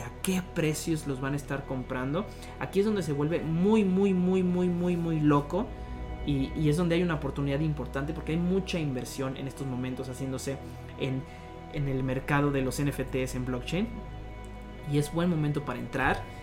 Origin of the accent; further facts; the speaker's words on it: Irapuato, Guanajuato, Mexico; also born or lived in Monterrey; Soy de Irapuato, Guanajuato, una ciudad céntrica aquí en el, país México, la República